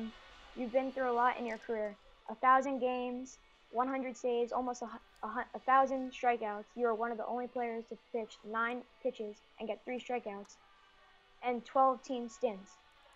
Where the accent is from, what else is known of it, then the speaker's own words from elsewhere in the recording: New York City, New York, United States; from Brooklyn, New York.